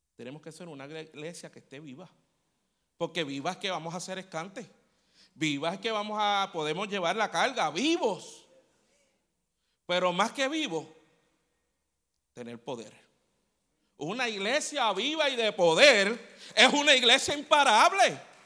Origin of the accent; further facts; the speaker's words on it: Puerto Rico; somos los boricuas